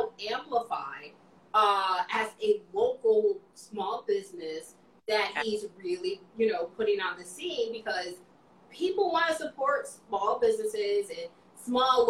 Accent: Chicago, Illinois, United States; now in Washington, D.C., United States; I'm originally from Chicago, so I got some people there too

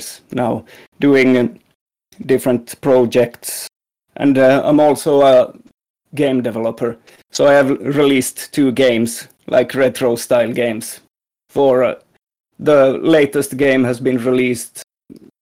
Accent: Finland; I'm from Finland, and like in the middle part of Finland, at the west coast

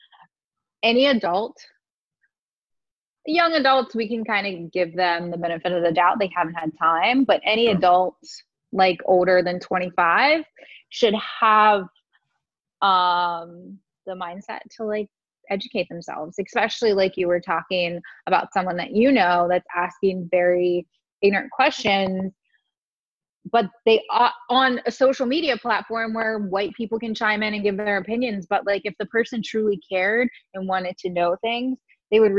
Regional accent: West Virginia, United States; I grew up in West Virginia in a small racist community.

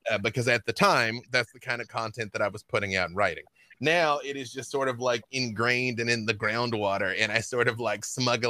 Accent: Little Rock, Arkansas, United States; moved away; growing up in Little Rock, I grew up with all the band members of ….

